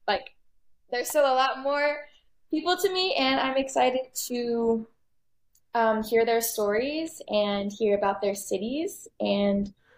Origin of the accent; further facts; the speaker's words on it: Austin, Texas, United States; born there; also born or lived in Kochi, India; Yeah, so I was born in Austin, Texas. I'm a pastor's kid myself.